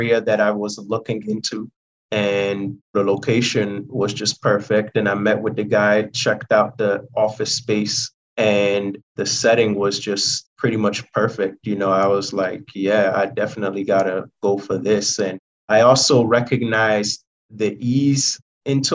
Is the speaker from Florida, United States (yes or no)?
no; Philadelphia, Pennsylvania, United States; moved away as an adult; also born or lived in London / Chicago; Moved out to the States when I was 6 years old, and we basically lived within the Philadelphia area ever since. Grew up in the Philadelphia area